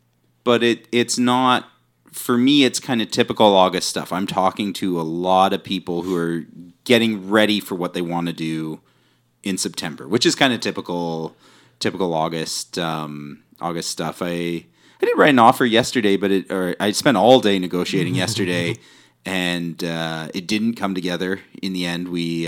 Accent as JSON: {"language": "English", "town": "New Westminster", "region": "British Columbia", "country": "Canada", "tie": "born or raised there", "said": "growing up in New West"}